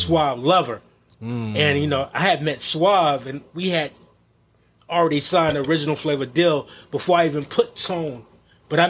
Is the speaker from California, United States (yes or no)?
no; Greensboro, North Carolina, United States; moved away; also born or lived in New York; I'm originally from Greensboro, North Carolina. That's my space